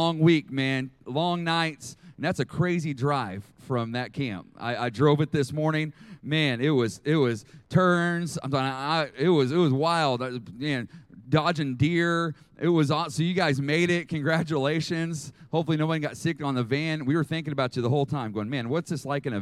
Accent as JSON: {"language": "English", "town": "Oklahoma City", "region": "Oklahoma", "country": "United States", "tie": "born or raised there", "also_born_or_lived": "Arkansas", "said": "I am from Oklahoma City"}